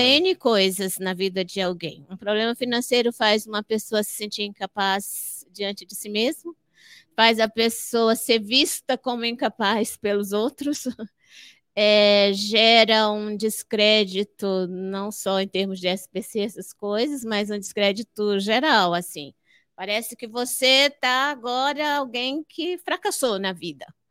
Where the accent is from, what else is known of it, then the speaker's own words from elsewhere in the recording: Fortaleza, Ceará, Brazil; moved away; also born or lived in Amapá; Eu nasci no Ceará. nasci no Ceará. Nasci, nasci em Fortaleza